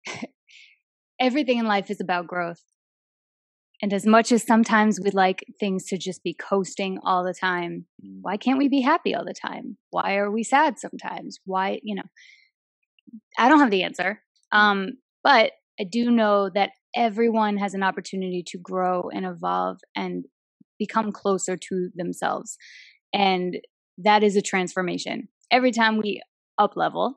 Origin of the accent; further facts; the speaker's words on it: United States; also born or lived in New Jersey; I'm from Queens and Jersey. It's in my DNA.